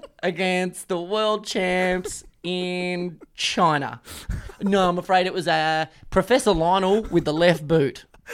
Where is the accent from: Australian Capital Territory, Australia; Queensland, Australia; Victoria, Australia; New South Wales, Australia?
Victoria, Australia; Brunswick; I'm from Brunswick, Melbourne, Victoria, Australia, Southern Hemisphere, Earth, planets.